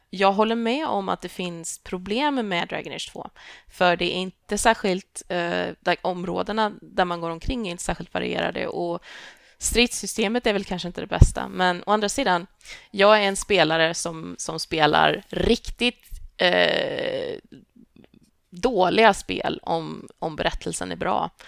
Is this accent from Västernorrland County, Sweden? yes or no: no; Tibro, Västra Götaland, Sweden; moved away; also born or lived in Lund; jag växte upp i Tibro, vilket är en pytteliten håla i Västergötland.